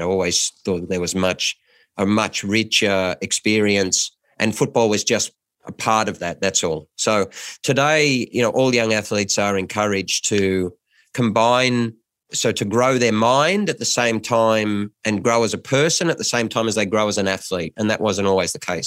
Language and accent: English; Lismore, New South Wales, Australia; moved away; I come from Lis Moore.